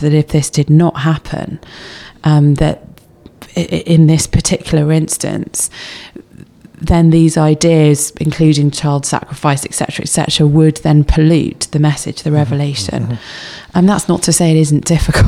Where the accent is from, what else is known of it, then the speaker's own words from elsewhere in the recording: England, United Kingdom; we're English